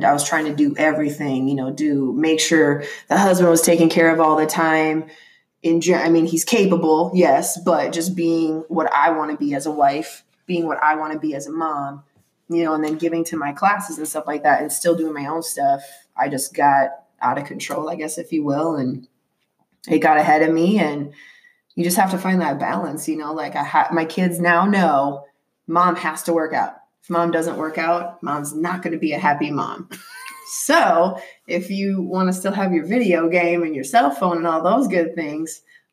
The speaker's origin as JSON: {"language": "English", "region": "Minnesota", "country": "United States", "moved": "as an adult", "lives_now": "Phoenix, United States", "said": "I'm originally from Minnesota"}